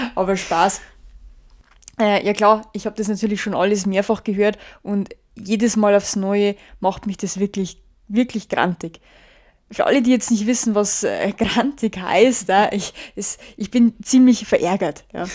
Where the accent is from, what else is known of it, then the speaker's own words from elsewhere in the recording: Germany; bei uns in Deutschland